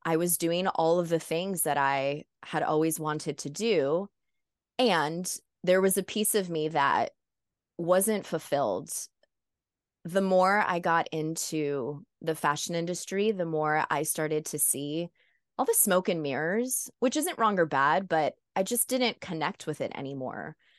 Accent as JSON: {"language": "English", "region": "South Florida", "country": "United States", "tie": "born or raised there", "said": "I'm the first American born in my family. And even though I was raised in South Florida"}